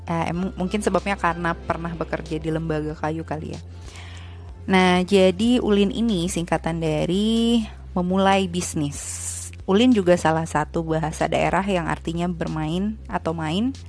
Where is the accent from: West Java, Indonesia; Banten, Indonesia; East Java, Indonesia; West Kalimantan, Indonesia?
West Java, Indonesia; Bogor; also born or lived in Ciamis / Jakarta; terus aku tinggal sama kakek nenek kadang di Bogor kadang di Ciamis tapi sejak SD itu di Bogor sampai lulus. Nah, SMP aku di Bogor, di salah satu sekolah favorit di Bogor.